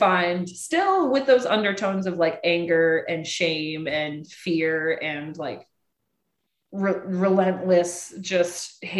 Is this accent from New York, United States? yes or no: yes; Rochester, New York, United States; We're in Rochester, New York. {S2} Oh, cold. {S3} This is my hometown.